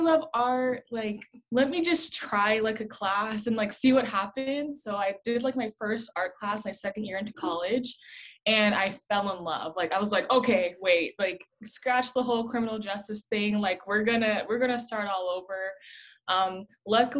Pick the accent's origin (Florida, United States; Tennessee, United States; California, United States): California, United States; San Bernardino; I grew up in San Bernardino, always went to school in San Bernardino